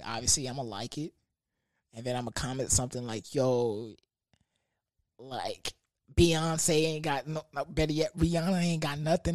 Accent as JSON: {"language": "English", "town": "Houston", "region": "Texas", "country": "United States", "said": "I'm from that H."}